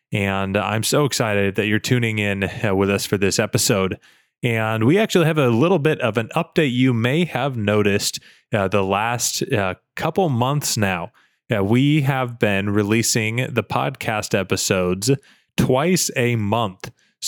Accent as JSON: {"language": "English", "country": "United States", "said": "I, as you all know, I'm American, but I interview a lot of guests from around the world"}